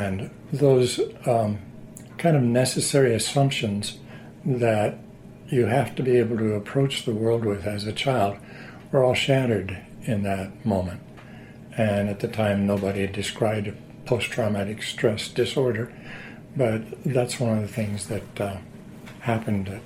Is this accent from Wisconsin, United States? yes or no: no; Southern Oregon, United States; also born or lived in Missouri; We moved from Missouri to Southern Oregon